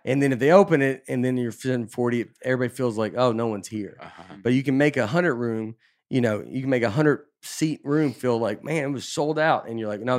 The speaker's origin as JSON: {"language": "English", "town": "Nashville", "region": "Tennessee", "country": "United States", "also_born_or_lived": "New York City", "moved": "as an adult", "said": "I'm just from Nashville"}